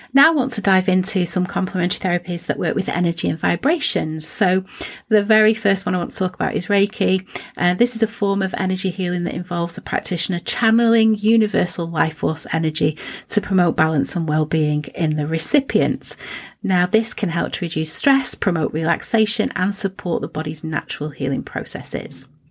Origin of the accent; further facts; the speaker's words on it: Preston, North West England, United Kingdom; I was born in Preston